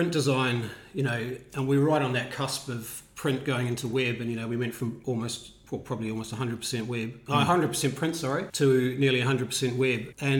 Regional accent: New Zealand; moved away as an adult; also born or lived in Netherlands; now in Australia; I grew up in New Zealand.

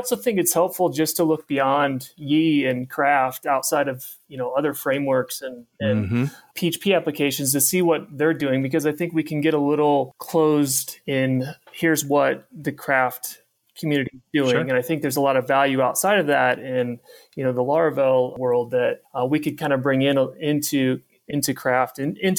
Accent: Midwest, United States; Yeah, God, I grew up in the Midwest, so it's Louisville.

